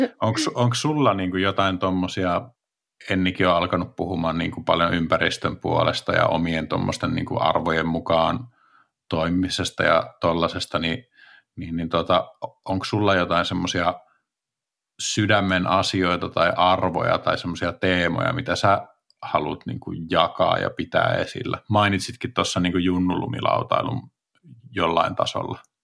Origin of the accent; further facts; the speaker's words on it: Espoo, Uusimaa, Finland; moved away as an adult; also born or lived in Rovaniemi; mä oon Espoosta kotoisin